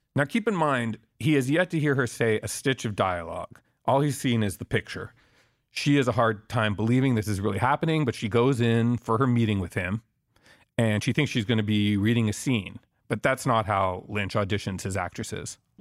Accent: Quebec, Canada; I'm from Quebec

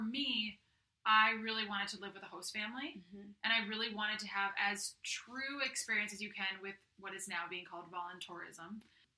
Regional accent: Simsbury, Connecticut, United States; also born or lived in Staten Island, New York; I grew up in Connecticut. I grew up in Simsbury, which is in the northwestern part

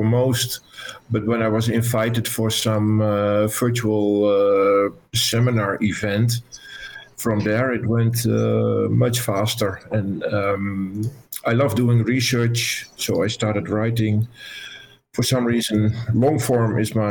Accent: Netherlands; I'm from the Netherlands

